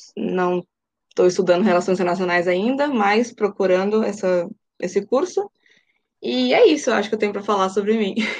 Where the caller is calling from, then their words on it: Rondonópolis, Mato Grosso, Brazil; eu falo de Rondonópolis, no Mato Grosso